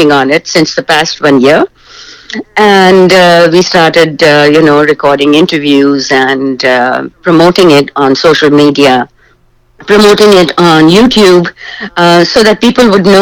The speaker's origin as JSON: {"language": "English", "country": "Pakistan", "moved": "yes", "lives_now": "Canada", "said": "I am originally from Pakistan, and I came to Canada in 1994. I am a Canadian, proud Canadian now."}